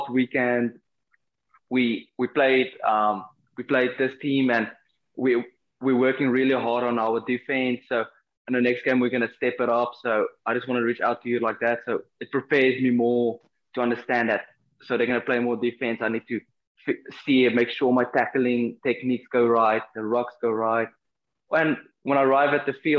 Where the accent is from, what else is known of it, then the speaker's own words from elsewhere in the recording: South Africa; moved away as an adult; now in Florida, United States; I come from South Africa